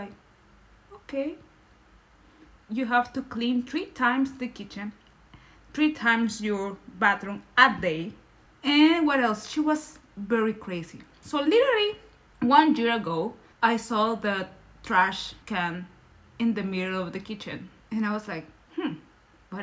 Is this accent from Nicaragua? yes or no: yes; Nicaragua; first language Spanish; English is a second language; moved away as an adult; now in Berlin, Germany; I'm from Nicaragua, that is Central America.